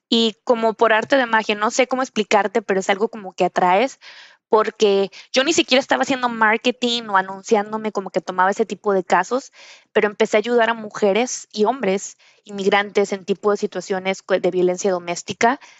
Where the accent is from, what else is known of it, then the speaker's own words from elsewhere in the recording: Monterrey, Nuevo León, Mexico; also born or lived in Reynosa / Durango; Yo fui criada, o, bueno, nací en Reynosa, Tamaulipas, soy del norte y luego eh, eh, crecí en, Durango y, finalmente en Monterrey, Nuevo León, que fue donde estudié derecho.